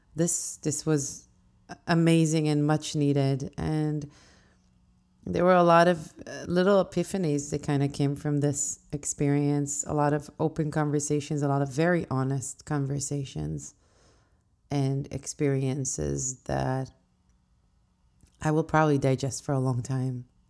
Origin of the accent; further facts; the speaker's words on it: Israel; now in New York City, United States; back home to where I grew up in Israel.